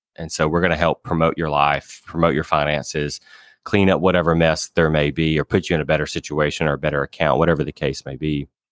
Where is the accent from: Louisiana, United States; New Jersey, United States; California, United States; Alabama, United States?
Alabama, United States; they randomly placed me at a small credit union in my hometown in Alabama